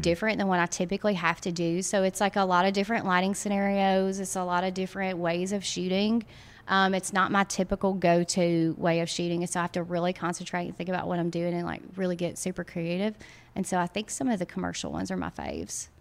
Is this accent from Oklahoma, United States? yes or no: no; Guntown, Mississippi, United States; also born or lived in Tupelo, Mississippi; now in Oxford, United States; I'm actually from Tupelo, which is, um, an hour from here. Uh, my husband and I are both from Tupelo, grew up in a little bitty town called Guntown, Mississippi